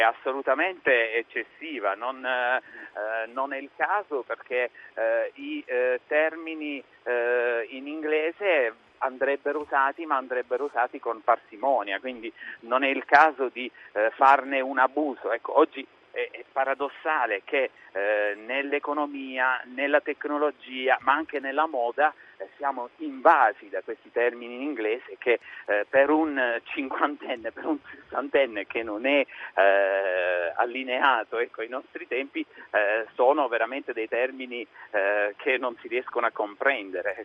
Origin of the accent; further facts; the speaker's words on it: Italy; essere nato e di, essere, eh, di essermi formato in provincia perché se io fossi nato a Milano non avrei avuto questa formazione